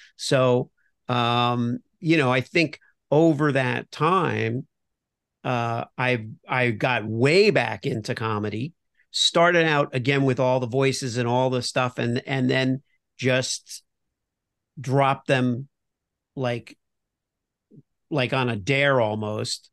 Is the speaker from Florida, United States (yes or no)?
yes; Miami, Florida, United States; moved away as an adult; also born or lived in New York / Los Angeles; I grew up in Miami, uh, originally.